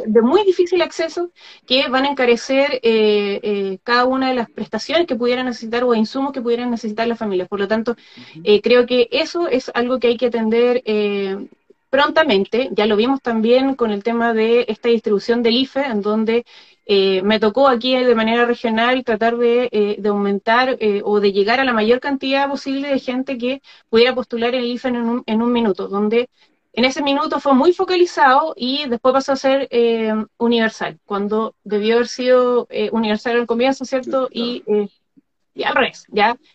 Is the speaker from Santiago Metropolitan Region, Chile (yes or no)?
no; Magallanes and Chilean Antarctica, Chile; el ser magallánica. nacida y torcida por el viento.